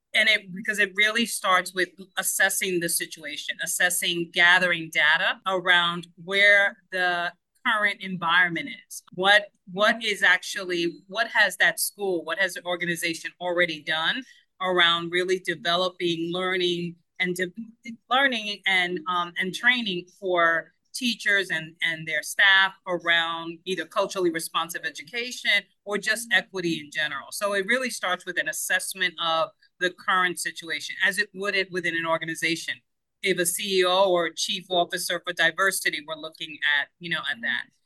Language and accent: English; Cuba; first language Spanish; English is a second language; now in United States; forever second language learner born in Cuba. And so my first language is Spanish.